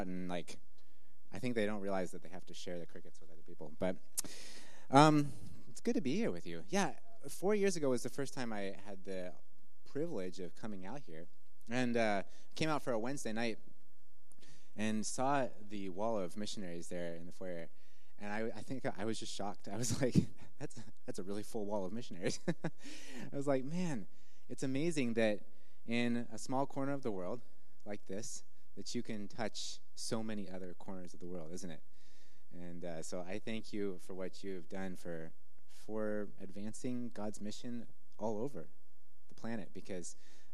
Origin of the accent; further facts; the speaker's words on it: the Northwest, Pacific Northwest, United States; moved away as an adult; also born or lived in Malawi; growing up in the Northwest